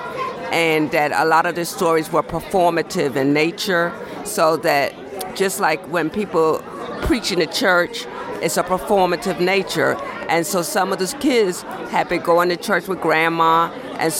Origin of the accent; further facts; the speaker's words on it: New York City, New York, United States; I grew up in Brooklyn, working class family, two parents, a father and a mom